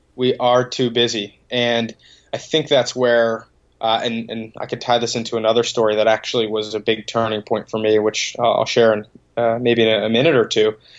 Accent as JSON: {"language": "English", "town": "Boston", "region": "Massachusetts", "country": "United States", "tie": "born or raised there", "said": "grew up a couple minutes outside the city and uh, went to school in Boston, and now living right in the middle of the city"}